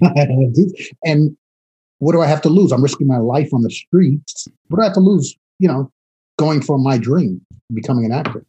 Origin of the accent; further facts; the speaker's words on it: New York City, New York, United States; also born or lived in Queens, New York / Long Island; I grew up in the South Bronx